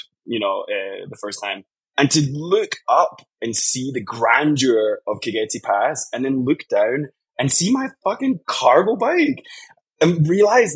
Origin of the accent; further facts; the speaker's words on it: Scotland, United Kingdom; moved away as an adult; also born or lived in Vancouver; I'm originally from Scotland